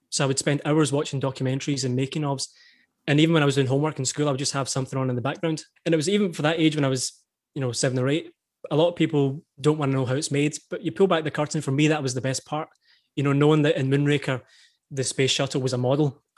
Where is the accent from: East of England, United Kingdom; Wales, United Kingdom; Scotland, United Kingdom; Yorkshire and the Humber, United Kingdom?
Scotland, United Kingdom; East Kilbride; I grew up in East Kilbride, which is a kind of small town, maybe thirty minutes from